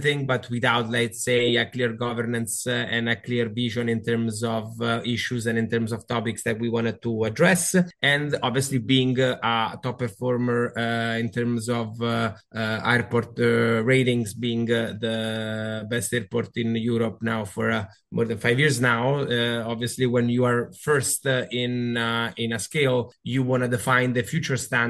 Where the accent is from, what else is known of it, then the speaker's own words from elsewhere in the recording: Canada; moved away as an adult; also born or lived in Italy; now in Rome, Italy; I'm half Canadian and half Italian, so I was born and raised there. And I used to work for cruise lines in Canada. Then I moved to Italy